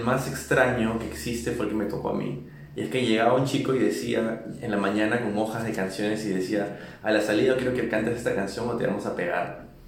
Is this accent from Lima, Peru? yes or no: yes; Lima, Peru; moved away as an adult; also born or lived in New York; now in Mexico City, Mexico; Nací y crecí en Lima, Perú.